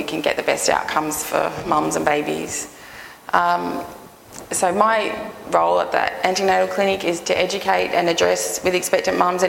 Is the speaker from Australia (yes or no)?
yes; Newcastle, New South Wales, Australia; I'm from Newcastle